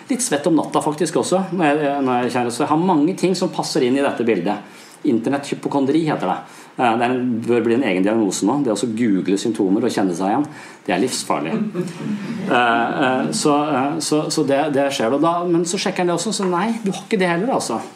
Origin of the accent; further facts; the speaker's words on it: Tønsberg, Vestfold, Norway; Jeg er fra Tønsberg, så jeg skal besøke foreldrene mine.